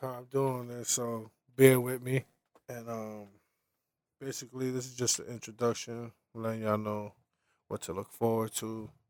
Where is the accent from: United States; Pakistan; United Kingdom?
United States; New York City, New York; I'm from Flatbush, Brooklyn.